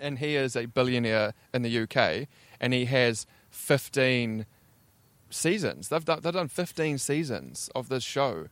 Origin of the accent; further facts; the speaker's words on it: Invercargill, Southland, New Zealand; now in Auckland, New Zealand; I am from Invercargill, deep south.